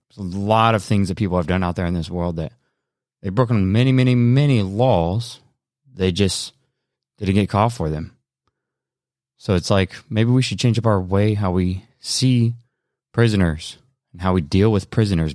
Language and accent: English; United States; we, as American people